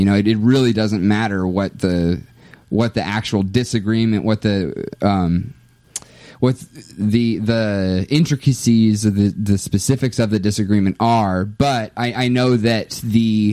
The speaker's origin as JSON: {"language": "English", "country": "United States", "said": "I'm very American."}